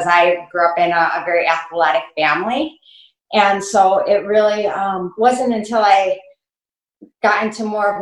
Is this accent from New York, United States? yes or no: yes; Buffalo, New York, United States; I grew up right here in Buffalo